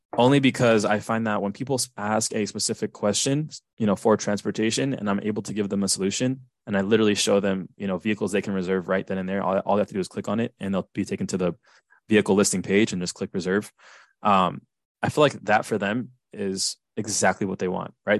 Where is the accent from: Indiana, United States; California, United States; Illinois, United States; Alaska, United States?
California, United States; Southern; I'm from Southern California